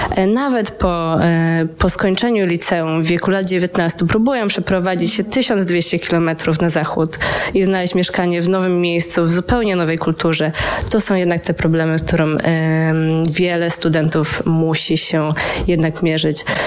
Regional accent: Poland; now in Netherlands; naszej polskiej społeczności, czy to studentów, czy to ogólnie polskiej społeczności w Holandii

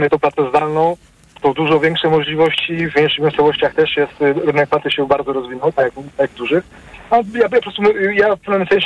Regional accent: Wrocław, Lower Silesian Voivodeship, Poland; Jestem z Wrocławia, y, w dzielnicy 10 km od centrum

